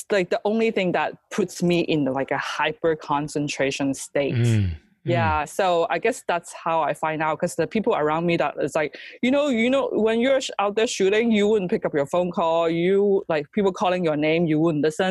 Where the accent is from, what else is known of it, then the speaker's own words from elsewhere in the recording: China; English is a second language; now in United States; we were in China, so we went back for Chinese New Year